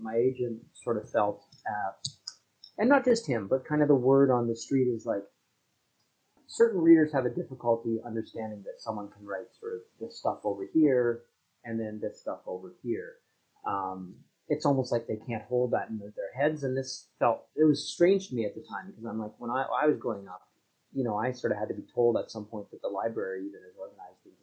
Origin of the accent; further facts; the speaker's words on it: Canada; also born or lived in Toronto; I'm a Canadian writer up here in Toronto, where I live with my family